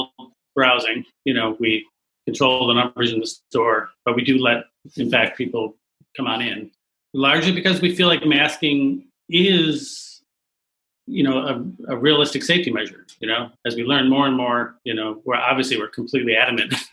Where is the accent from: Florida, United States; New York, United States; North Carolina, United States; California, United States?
New York, United States; Buffalo; moved away as an adult; now in Greensboro, United States; I'm from Buffalo, New York